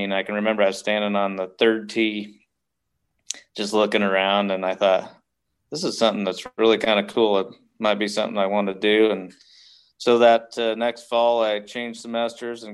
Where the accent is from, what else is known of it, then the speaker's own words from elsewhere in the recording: Chappell, Nebraska, United States; I'm from Chapel, which is just down I-80 to the west, 2 hours